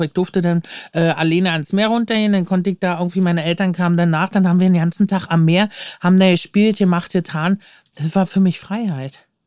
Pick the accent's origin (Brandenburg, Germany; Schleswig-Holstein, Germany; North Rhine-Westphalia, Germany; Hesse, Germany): Brandenburg, Germany; Luckenwalde; now in Berlin, Germany; ich bin in Luckenwalde aufgewachsen, das ist so eine Kreisstadt